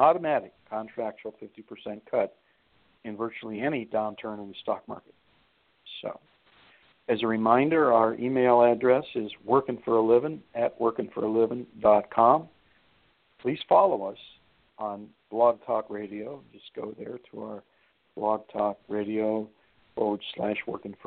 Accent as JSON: {"language": "English", "town": "Youngstown", "region": "Ohio", "country": "United States", "tie": "born or raised there", "also_born_or_lived": "Flint, Michigan", "moved": "yes", "said": "my hometown, Youngstown down there, where I grew up"}